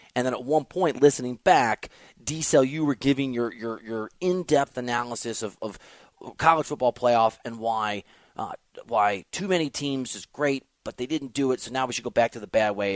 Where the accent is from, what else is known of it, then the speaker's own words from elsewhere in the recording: Iowa, United States; also born or lived in Chicago suburbs, Illinois / Missouri; now in Los Angeles, United States; grew up in Iowa and the Chicago suburbs.